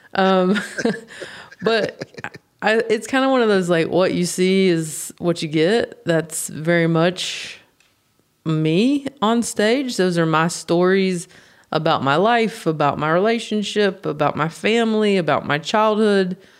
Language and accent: English; United States; I'm from the States